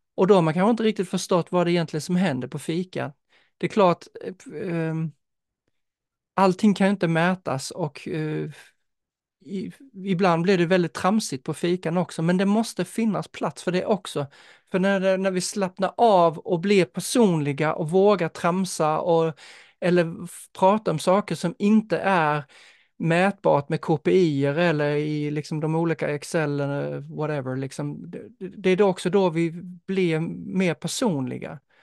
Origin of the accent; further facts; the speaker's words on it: Denmark; now in Sweden; som dansk